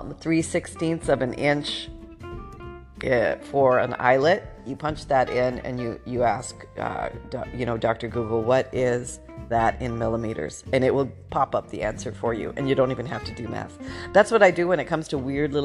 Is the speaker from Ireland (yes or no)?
no; Canada; I was born in Canada right when we were going through the changeover.